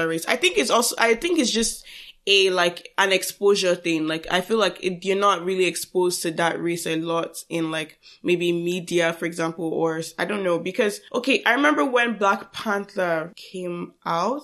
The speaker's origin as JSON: {"language": "English", "country": "Nigeria", "said": "we are Nigerian."}